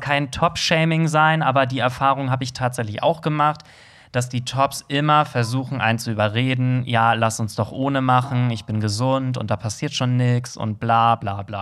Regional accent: Germany; als Deutscher

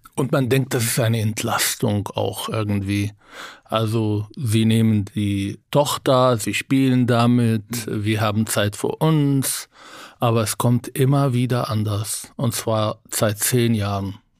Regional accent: Israel; German is a second language; now in Berlin, Germany; Ich bin in Israel aufgewachsen

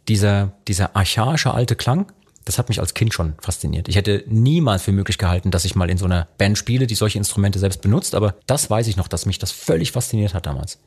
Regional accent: Rhineland-Palatinate, Germany; wie ich aufgewachsen bin zum Beispiel, im Großraum Pfalz

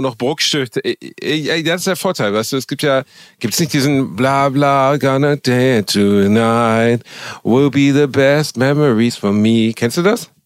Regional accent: Gelsenkirchen, North Rhine-Westphalia, Germany; moved away as an adult; also born or lived in Dortmund / Osnabrück; ich bin halt in einem Moloch aufgewachsen. So. Gelsenkirchen ist einfach ist nicht schön gewesen, gar nicht

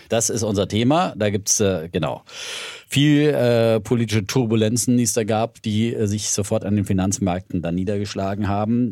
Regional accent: Middle Franconia, Bavaria, Germany; ich komme aus Mittelfranken.

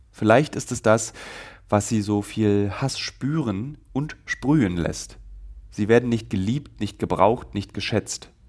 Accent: Berlin, Germany; beziehungsweise Sonnabend, wie ich sage, als Berliner.

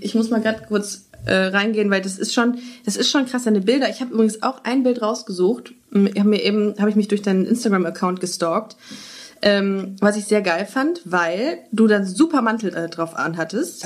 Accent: Düsseldorf, North Rhine-Westphalia, Germany; also born or lived in Würzburg; now in Cologne, Germany; ich komme ja ursprünglich aus Düsseldorf

